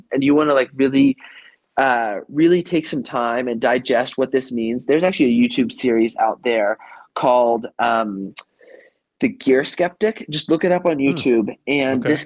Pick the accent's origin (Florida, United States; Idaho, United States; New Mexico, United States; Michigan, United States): Idaho, United States; I grew up in Idaho